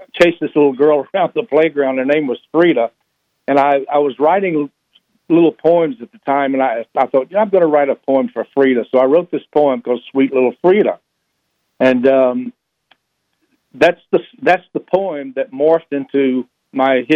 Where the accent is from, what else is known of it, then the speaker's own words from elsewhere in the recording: Atlanta, Georgia, United States; moved away as an adult; also born or lived in California; now in Atlanta, United States; I was born in Atlanta, went to high school here